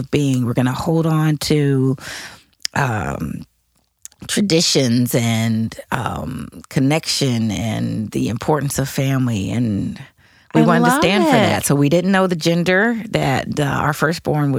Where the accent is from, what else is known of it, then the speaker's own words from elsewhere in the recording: Denver, Colorado, United States; now in St. Louis, United States; I'm from Denver, Colorado